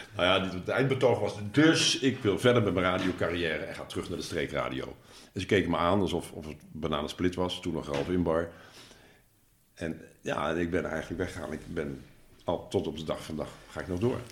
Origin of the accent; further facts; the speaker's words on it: Nijmegen, Gelderland, Netherlands; moved away as an adult; now in Achterhoek, Netherlands; Ik, ik ben, ik ben eh, van Nijmegen